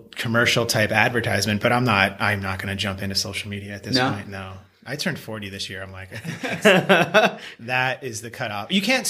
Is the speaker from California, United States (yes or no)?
yes; Encinitas, California, United States; born or raised there; also born or lived in Pennsylvania